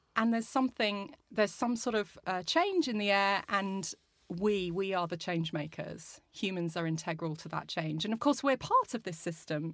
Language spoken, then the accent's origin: English; Brazil; also born or lived in Australia